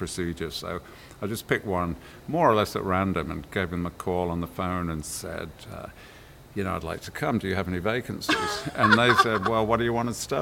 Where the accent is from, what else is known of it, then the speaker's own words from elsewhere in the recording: Birmingham, West Midlands, United Kingdom; also born or lived in Coventry, England; we moved to Birmingham, and that's where I really grew up